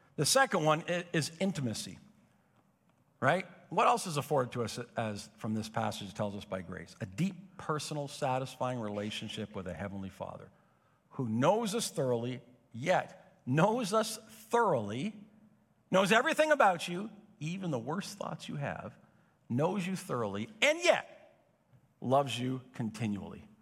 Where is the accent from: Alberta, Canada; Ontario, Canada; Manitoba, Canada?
Ontario, Canada; Napanee; born or raised there; now in Belleville, Canada